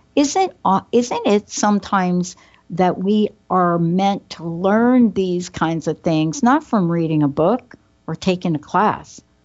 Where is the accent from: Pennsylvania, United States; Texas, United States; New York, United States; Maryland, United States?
New York, United States; I'm a girl from New York.